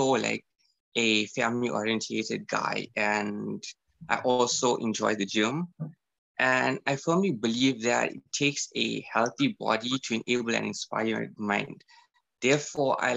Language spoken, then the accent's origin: English; South Africa; being proudly South African